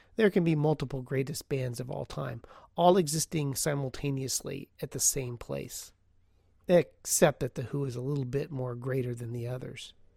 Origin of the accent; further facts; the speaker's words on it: Portland, Oregon, United States; Portland, Oregon, my hometown